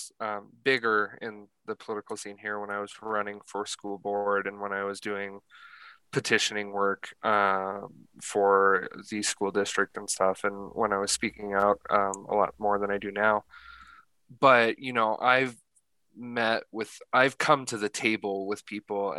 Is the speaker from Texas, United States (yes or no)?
no; Laramie, Wyoming, United States; also born or lived in Colorado; I'm a transplant from Colorado, but I've been in Laramie for 12 years. I grew up in the school system here. I graduated high school here